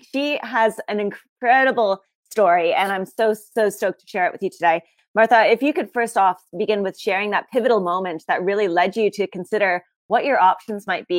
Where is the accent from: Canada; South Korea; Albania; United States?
Canada; Komoka, Ontario; moved away; I'm from Kamoka, Kilworth, Kamoka, which is just outside of London, Ontario. But I always say Toronto as well, because no one ever knows where I mean.